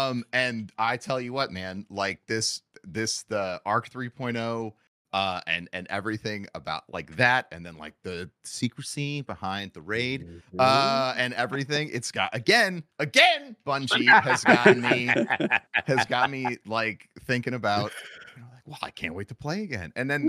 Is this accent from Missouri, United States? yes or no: yes; St. Louis, Missouri, United States; How did you figure out I'm from St. Louis?